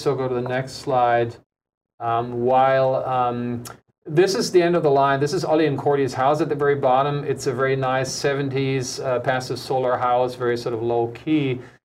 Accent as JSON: {"language": "English", "country": "Germany", "tie": "born or raised there", "also_born_or_lived": "United States", "moved": "yes", "lives_now": "Honolulu, United States", "said": "my home country"}